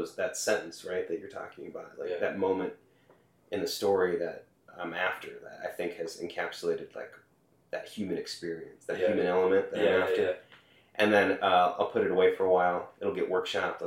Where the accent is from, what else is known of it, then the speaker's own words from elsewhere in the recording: St. Louis Park, Minnesota, United States; I'm from Minneapolis, Minnesota. Okay. Yeah. We grew up in the suburb called St. Louis Park